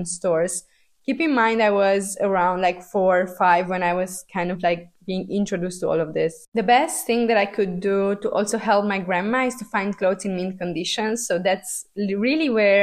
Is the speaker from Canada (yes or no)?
no; Transylvania, Romania; moved away; I was born in Romania, and I was born in the post-communist era of Romania, which was kind of tough to grow up in.